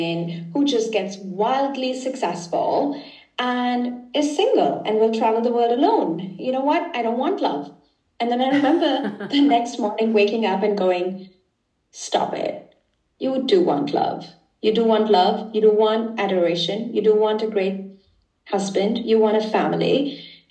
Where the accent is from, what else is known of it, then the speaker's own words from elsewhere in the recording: India; now in Germany; I come from India originally.